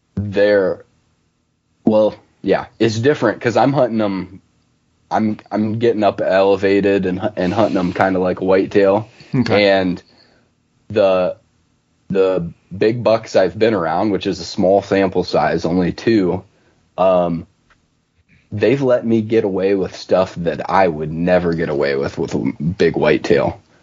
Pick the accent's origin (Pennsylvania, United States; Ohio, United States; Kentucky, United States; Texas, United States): Ohio, United States; north central; moved away as an adult; also born or lived in southwestern Oregon; now in Oregon, United States; I'm from uh, north central Ohio, so about halfway in between Cleveland and Columbus